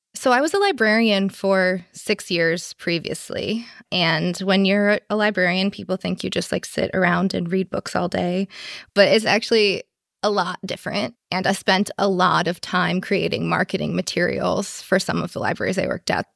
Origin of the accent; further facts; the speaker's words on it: Chicago, Illinois, United States; now in San Francisco, United States; I'm actually originally from Chicago